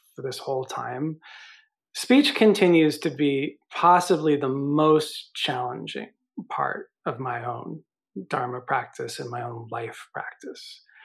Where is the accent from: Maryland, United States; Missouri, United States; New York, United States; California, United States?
New York, United States; I'm from New York